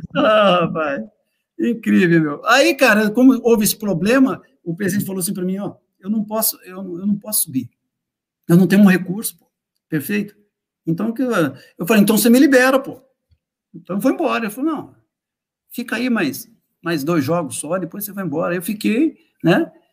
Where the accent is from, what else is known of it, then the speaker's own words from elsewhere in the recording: Brazil; nós, que somos brasileiros